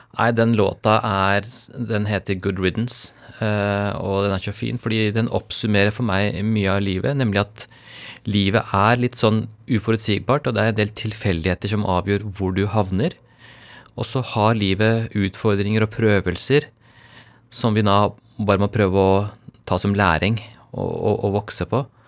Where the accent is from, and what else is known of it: Norway; born or raised there; first language Urdu; Norwegian is a second language